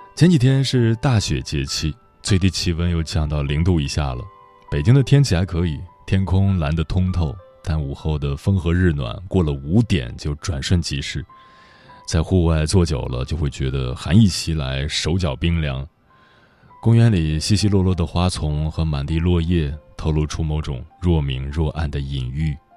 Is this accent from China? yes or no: yes; Gongyi, Henan, China; moved away; 抵达河南中部的一个小县城，巩义，那里是我的家乡，是养育了祖辈父辈的土地